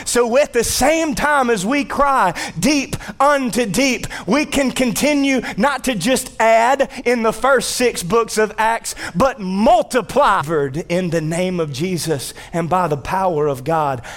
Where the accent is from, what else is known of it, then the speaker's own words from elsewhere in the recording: North Louisiana, United States; born and raised in North Louisiana in the United States of America